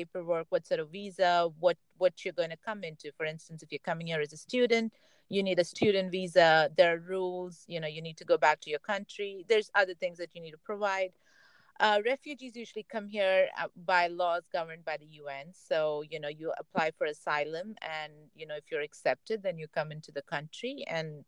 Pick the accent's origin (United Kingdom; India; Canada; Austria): India; now in Silicon Valley, United States; Me being Indian